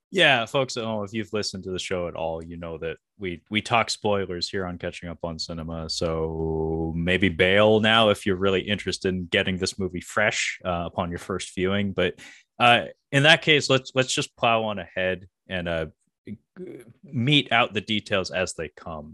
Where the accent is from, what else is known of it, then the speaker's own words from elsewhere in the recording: Seattle, Washington, United States; I grew up around Swedes, uh, you know, we have Ballard here in the, the Seattle area.